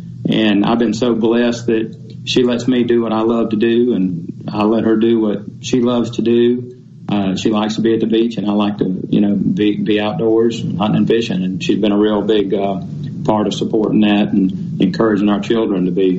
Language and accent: English; North Florida, United States; now in Mississippi, United States; growing up in North Florida